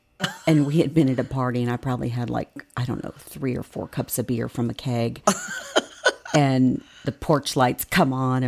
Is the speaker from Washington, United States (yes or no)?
no; Connecticut, United States; born there; So I was born in Connecticut.